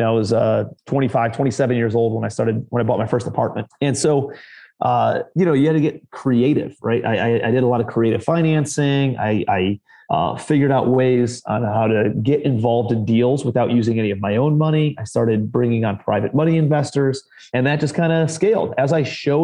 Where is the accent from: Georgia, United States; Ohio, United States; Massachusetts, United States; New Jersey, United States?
Ohio, United States; moved away as an adult; also born or lived in New York City; now in Charleston, United States; I'm from Ohio originally